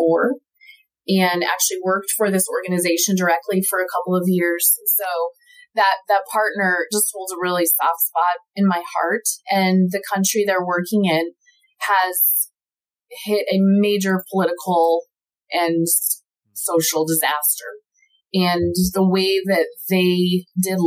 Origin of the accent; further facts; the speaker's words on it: United States; I have a responsibility as an American